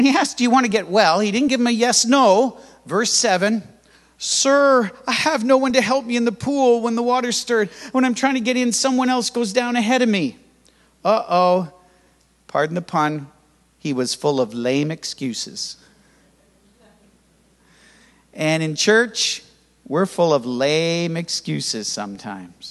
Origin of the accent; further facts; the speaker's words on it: Canada; I was born in Canada and raised in Canada in church where you had to be quiet